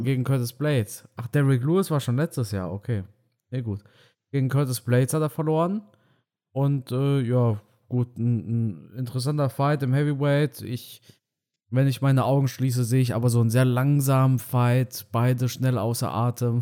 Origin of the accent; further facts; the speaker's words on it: Romania; moved away; meinem Heimatdorf in Rumänien